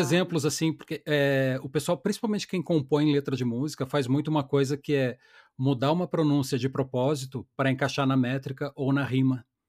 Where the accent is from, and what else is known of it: Brazil